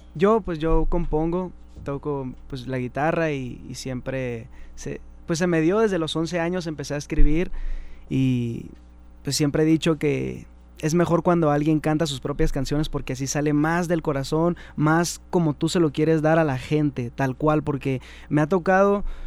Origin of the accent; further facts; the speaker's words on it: Mexicali, Baja California, Mexico; also born or lived in Tecate; now in Ensenada, Mexico; Nací en Tecate, pero ah. pues nunca, nunca he vivido ahí. De ahí me llevaron a vivir a. Pues mis papás me, abandonaron con mi abuelita. Y me crecí en Mexicali hasta los 11